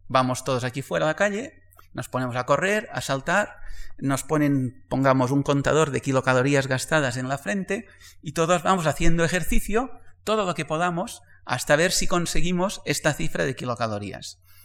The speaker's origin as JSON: {"language": "Spanish", "area": "Majorca", "region": "Balearic Islands", "country": "Spain", "also_born_or_lived": "Barcelona", "moved": "as an adult", "said": "yo soy mallorquín"}